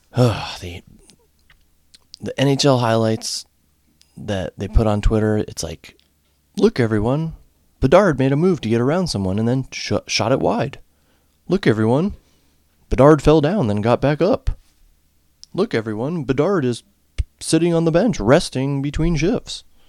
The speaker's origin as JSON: {"language": "English", "area": "home state of the Whalers", "region": "Connecticut", "country": "United States", "tie": "born or raised there", "moved": "yes", "lives_now": "Ohio, United States", "said": "my home state"}